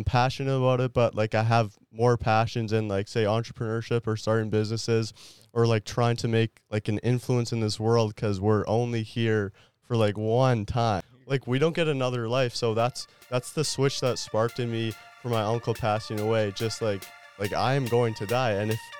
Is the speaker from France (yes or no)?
yes; France; born there; I was born in France.